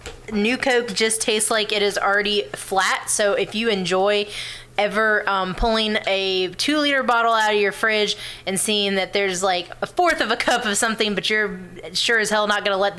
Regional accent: California, United States; I was born in California, which is why I'm a weirdo.

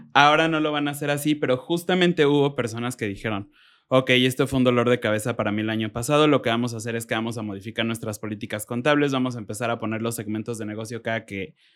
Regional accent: Mexico; como buen mexicano

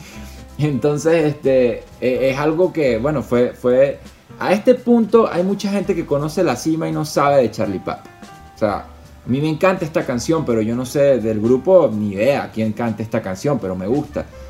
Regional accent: Mérida, Venezuela; moved away as an adult; now in Salt Lake City, United States; todos somos de Mérida

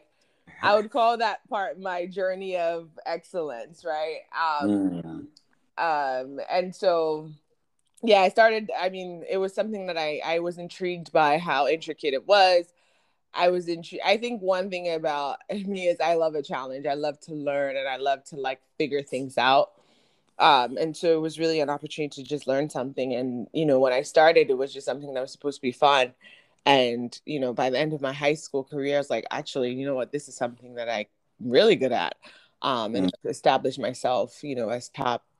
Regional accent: Ghana; moved away; I was born and raised in Ghana

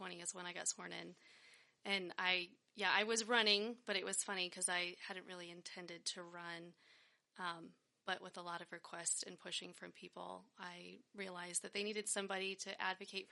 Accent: Loveland, Colorado, United States; also born or lived in Denver, Colorado / Berthoud, Colorado; lived in Loveland my whole life

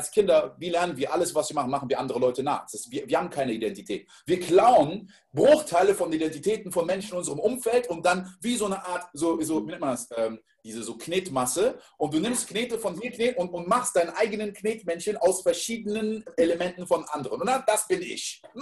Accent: Côte d’Ivoire; ich bin in der Elfenbeinküste groß geworden

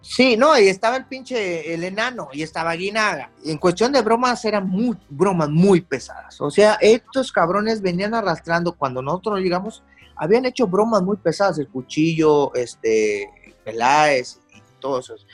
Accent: Mexico; como mexicano

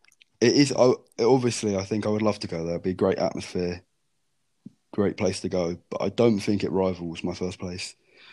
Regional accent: Canterbury, South East England, United Kingdom; I'm obviously from Canterbury and I support Norwich

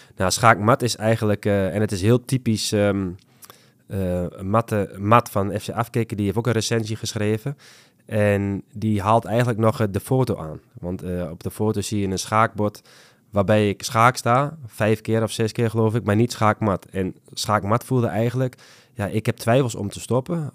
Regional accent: Netherlands; als, als Nederlander

